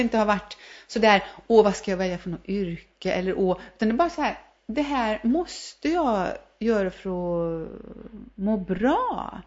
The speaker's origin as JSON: {"language": "Swedish", "region": "Värmland", "country": "Sweden", "also_born_or_lived": "New York", "said": "vi är ju värmlänningar"}